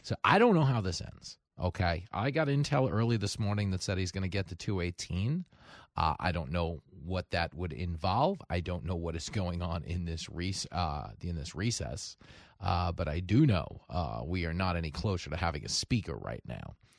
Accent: Levittown, New York, United States; growing up in Levittown

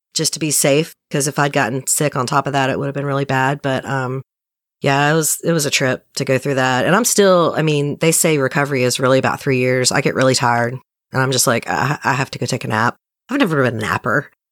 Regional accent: right outside of Nashville, Middle Tennessee, United States; I'm from Tennessee and I'm in Tennessee

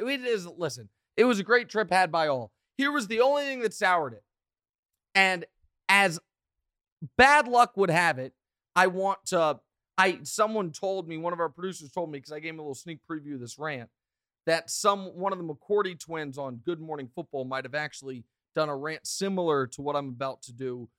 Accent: Kansas City, Missouri, United States; I'm from Kansas City

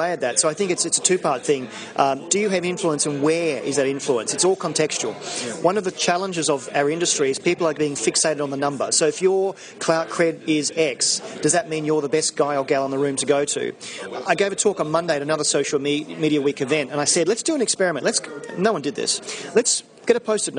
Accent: Australia; now in London, United Kingdom; I'm Australian living in London

